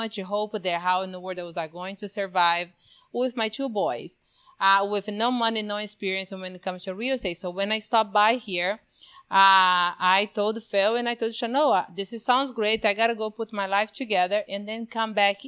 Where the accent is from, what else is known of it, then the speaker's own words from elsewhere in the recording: Brazil; moved away as an adult; now in United States; born and raised in Brazil, not just that, in the middle of the Amazon